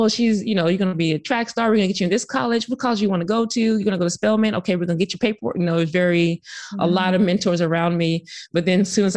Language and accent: English; Sacramento, California, United States; I'm from Sacramento